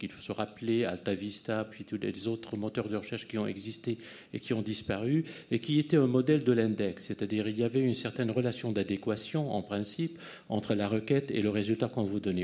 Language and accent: French; United States; moved away as an adult; now in France; moi, je suis américain, j'ai enseigné longtemps aux États-Unis.